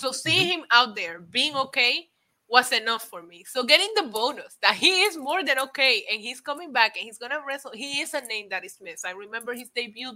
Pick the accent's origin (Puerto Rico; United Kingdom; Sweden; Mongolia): Puerto Rico; English is a second language; moved away; also born or lived in Midwest, United States / New York, United States; I lived in the Midwest when I first moved to the States from Puerto Rico